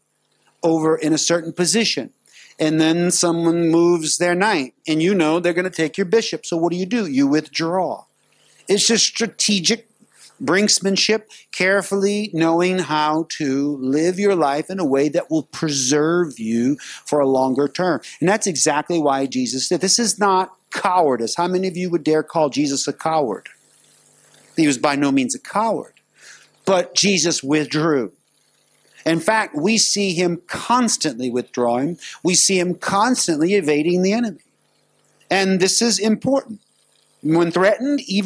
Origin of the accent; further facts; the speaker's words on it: United States; now in Singapore; I'm from America